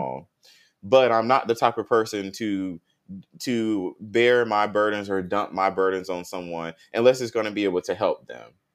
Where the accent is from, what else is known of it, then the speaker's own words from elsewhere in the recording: Tallahassee, Florida, United States; moved away as an adult; now in Houston, United States; North Florida, I came from Tallahassee, Florida.